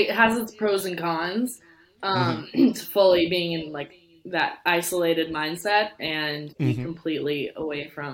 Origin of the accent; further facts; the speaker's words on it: Chattanooga, Tennessee, United States; moved away as an adult; now in Gainesville, United States; I'm originally from, Chattanooga, Tennessee